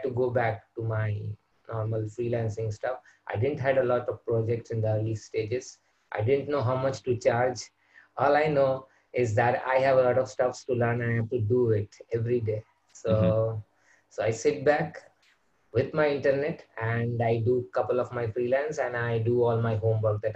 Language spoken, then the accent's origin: English; Kolkata, West Bengal, India; I'm from India, and I'm from West Bengal, where I've been brought up